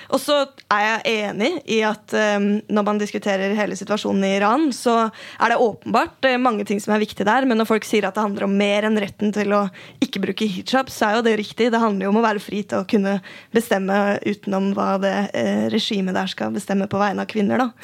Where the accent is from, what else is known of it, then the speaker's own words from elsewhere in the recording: Oslo, Norway; Jeg er fra Tøyen, og jeg har vokst opp med folk som har brukt hijab så lenge jeg har gått på skolen.